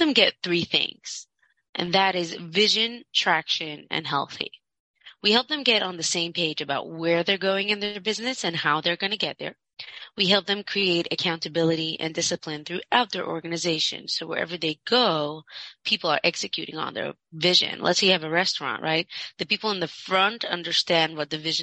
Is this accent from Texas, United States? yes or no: no; Monsey, New York, United States; I grew up in Muncie, very from ultra-Orthodox community, Hasidic